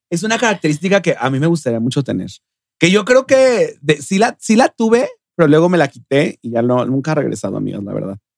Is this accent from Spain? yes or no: no; Mexico City, Mexico; yo nací aquí en la Ciudad de México, Yo nací aquí, oriunda de la CDMX.